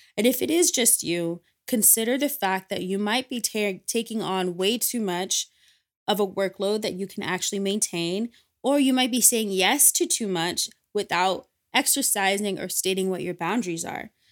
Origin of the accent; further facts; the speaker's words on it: Ghana; the value system that I was brought up with, being Ghanaian and being West African